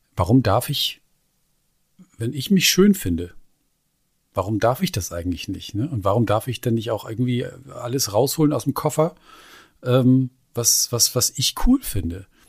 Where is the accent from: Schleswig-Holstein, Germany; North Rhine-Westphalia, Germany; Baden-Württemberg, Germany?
Schleswig-Holstein, Germany; bei uns in Schleswig-Holstein